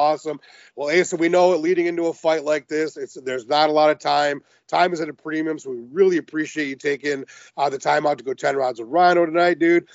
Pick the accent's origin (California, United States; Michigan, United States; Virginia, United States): Michigan, United States; Detroit; when I was a kid, I'm from Detroit. I've lived here